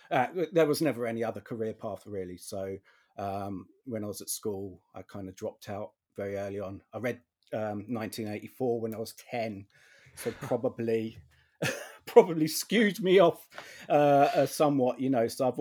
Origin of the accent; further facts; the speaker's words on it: United Kingdom; which I guess, you know, as another Brit, you would know.